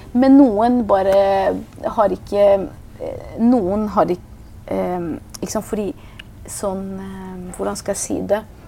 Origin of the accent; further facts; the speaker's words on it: Oslo, Norway; also born or lived in Iran; Både om min barndom i Iran, om min flukt, mm. om oppveksten i Oslo